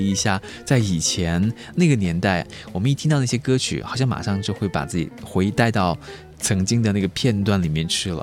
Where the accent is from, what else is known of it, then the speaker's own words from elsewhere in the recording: China; 我们中国人